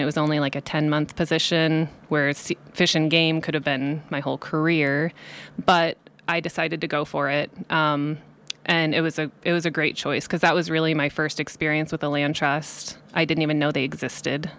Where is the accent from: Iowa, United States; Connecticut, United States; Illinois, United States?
Iowa, United States; Cedar Falls; moved away as an adult; also born or lived in Colorado; now in Nevada County, United States; I grew up in Cedar Falls, Iowa, Northeast Iowa. Um, so I lived there until I was eighteen